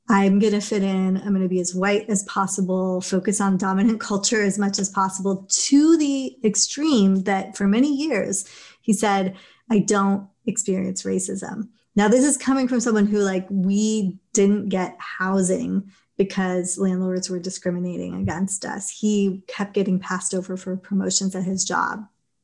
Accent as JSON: {"language": "English", "town": "Los Angeles", "region": "California", "country": "United States", "tie": "born or raised there", "also_born_or_lived": "England", "said": "home is Los Angeles, you know, where my family emigrated"}